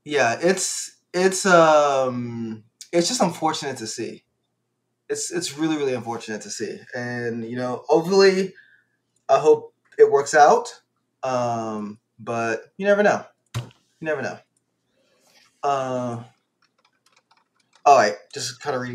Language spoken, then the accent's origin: English; Louisiana, United States; moved away; also born or lived in Virginia; I'm originally from Louisiana. My family migrated to Louisiana, but moved